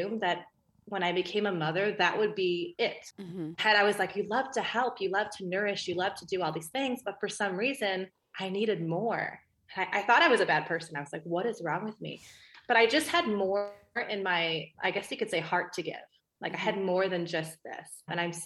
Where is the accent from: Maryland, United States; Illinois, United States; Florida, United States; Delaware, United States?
Illinois, United States; Chicago; moved away as an adult; I come from Chicago, Illinois, and I was raised on McDonald's and Happy Meals and all that good stuff from when we were kids.